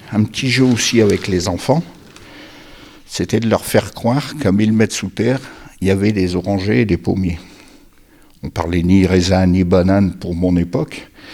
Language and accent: French; Billy-Montigny, Hauts-de-France, France; je suis né à Billy Montigny au pied du Terry